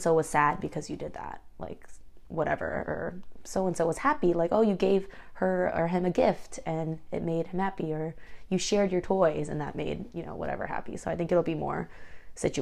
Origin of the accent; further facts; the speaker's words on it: United States; I'm more American than I am Korean